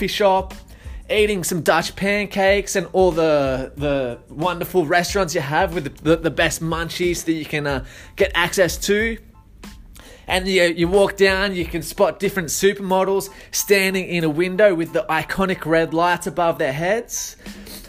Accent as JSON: {"language": "English", "area": "Sydney, Blue Mountains", "region": "New South Wales", "country": "Australia", "tie": "born or raised there", "said": "I remember growing up in Sydney, in the Blue Mountains"}